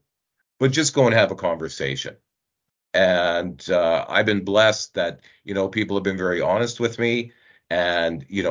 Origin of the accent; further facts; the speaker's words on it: Northeast Alberta, Canada; I grew up in Northeast Alberta